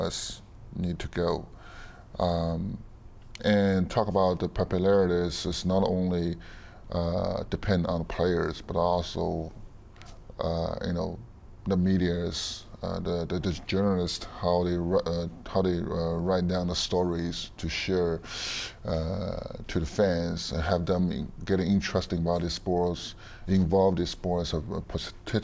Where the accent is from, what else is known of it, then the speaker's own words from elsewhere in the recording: China; moved away as an adult; I grew up in this system.